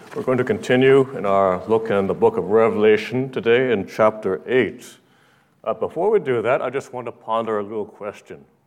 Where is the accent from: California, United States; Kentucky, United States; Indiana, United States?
California, United States; Los Angeles; growing up in Los Angeles